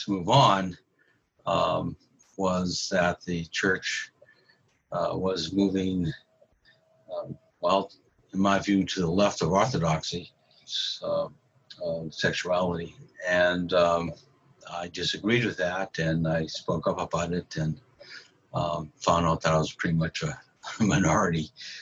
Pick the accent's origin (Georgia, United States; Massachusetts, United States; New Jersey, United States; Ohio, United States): Massachusetts, United States; Medford; I'm from Medford, Massachusetts